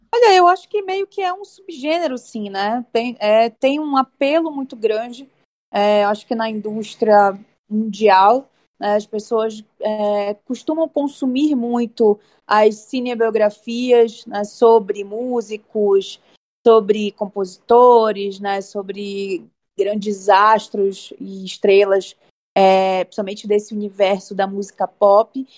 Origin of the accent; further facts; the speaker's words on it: Belém, Pará, Brazil; now in São Paulo, Brazil; eu sou de Belém do Pará, Estou né? morando aqui em São Paulo.